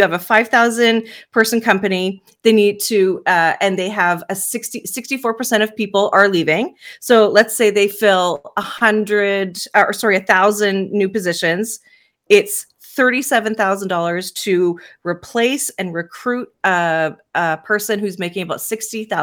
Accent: Canada; I'm Canadian, so here in Canada

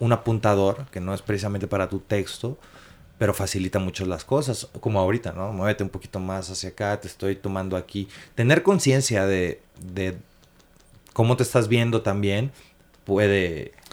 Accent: Acapulco, Guerrero, Mexico; now in Mexico City, Mexico; es que somos de este Acapulco, somos de Acapulco, somos de Acapulco.

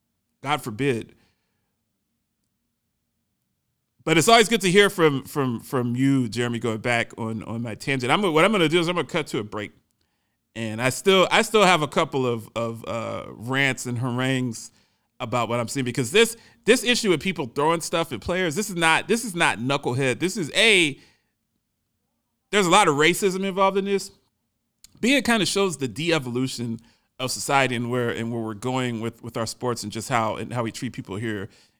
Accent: Washington, District of Columbia, United States; I grew up in the Metro DC area, and that was the first team that I saw as a young child, and I just stuck with that team over the years.

